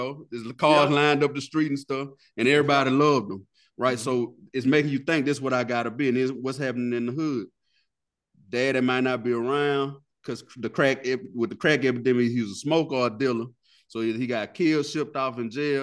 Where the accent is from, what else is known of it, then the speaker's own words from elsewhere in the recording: the South, United States; we grew up in the South